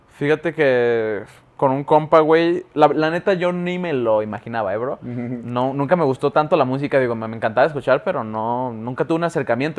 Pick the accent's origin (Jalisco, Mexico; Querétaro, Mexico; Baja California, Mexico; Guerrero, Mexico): Jalisco, Mexico; Guadalajara; soy de Guadalajara, es cierto, se me olvidó decirles, güey, puro GDL